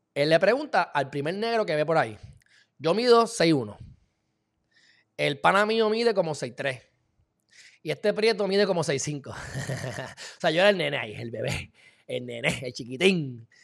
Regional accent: Loíza, Puerto Rico; yo me crié en Loiza

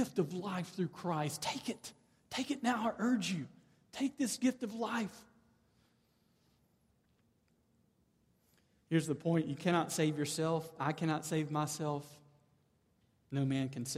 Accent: the South, United States; moved away; I grew up in the South. I'm now back in the South.

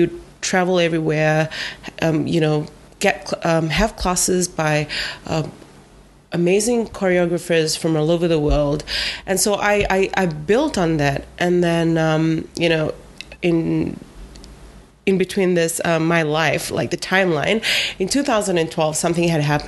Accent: Vivia, Lau Islands, Eastern Division, Fiji; I'm from Vivia

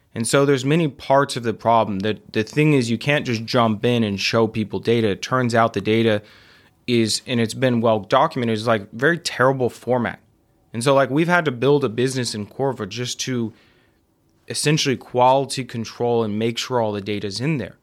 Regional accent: Midland, Texas, United States; moved away; also born or lived in Austin; I grew up in Midland

